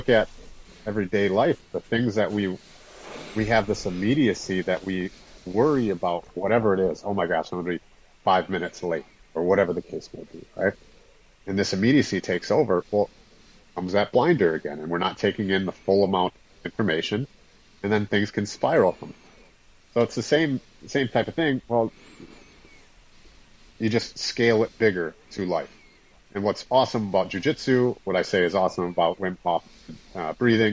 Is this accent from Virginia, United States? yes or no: no; Wisconsin, United States; I'm from Wisconsin